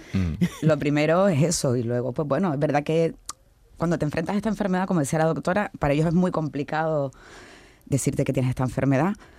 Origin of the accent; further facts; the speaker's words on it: Canary Islands, Spain; now in Seville, Spain; como dirían en mi tierra, yo soy canaria